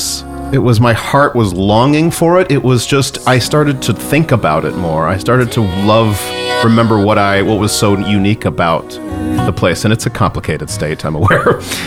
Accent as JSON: {"language": "English", "region": "Texas", "country": "United States", "tie": "born or raised there", "also_born_or_lived": "Minneapolis, Minnesota", "moved": "as an adult", "said": "I grew up in Texas, and when I moved to Minnesota and lived there for 8 years"}